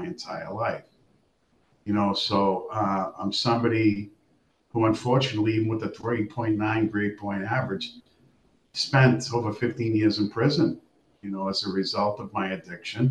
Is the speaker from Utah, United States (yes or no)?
no; Boston, Massachusetts, United States; I grew up in Charlestown, the mean streets of Charlestown